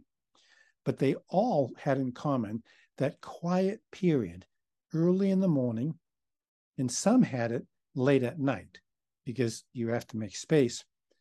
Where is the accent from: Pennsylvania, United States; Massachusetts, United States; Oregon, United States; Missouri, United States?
Massachusetts, United States; Boston; Me being an Irishman and from Boston